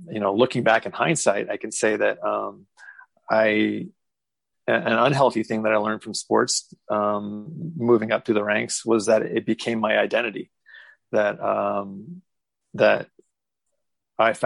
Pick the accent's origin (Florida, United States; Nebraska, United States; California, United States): Nebraska, United States; Lincoln; also born or lived in Kansas / Las Cruces, New Mexico / Seattle area; now in Seattle, United States; originally I'm from Lincoln, Nebraska